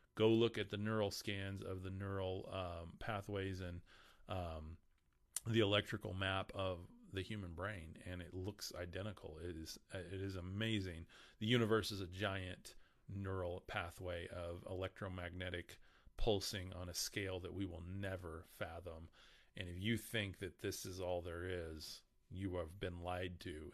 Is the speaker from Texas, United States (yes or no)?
yes; Lubbock, Texas, United States; I'm from Lubbock